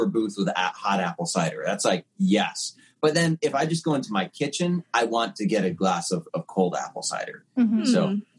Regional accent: Pennsylvania, United States; as a kid in PA, like, I'd go to church and I would see Krispy Kremes

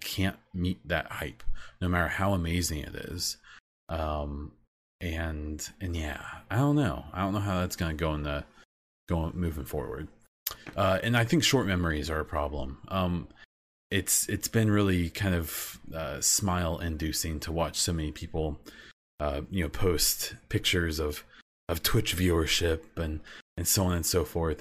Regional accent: Midwest, United States; I'm from the Midwest in the United States.

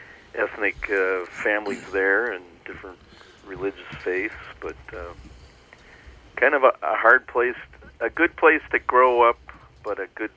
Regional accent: Dickinson, North Dakota, United States; I grew up in the Queen City of Dickinson, North Dakota.

